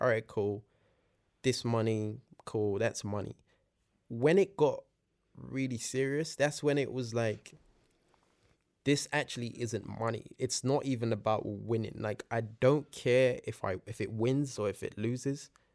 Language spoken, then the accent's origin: English; London, United Kingdom; born or raised there; also born or lived in Nigeria